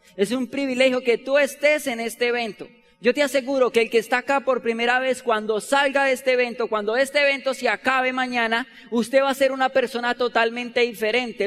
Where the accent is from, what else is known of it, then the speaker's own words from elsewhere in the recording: Bogotá, Colombia; Nosotros no somos de Ciudad Bolívar, ¿sabían eso? Pero somos de otra loma igual, vecina